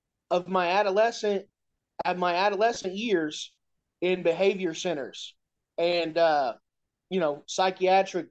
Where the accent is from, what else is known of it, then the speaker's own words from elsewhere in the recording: Indianapolis, Indiana, United States; I'm from Indianapolis, Indiana.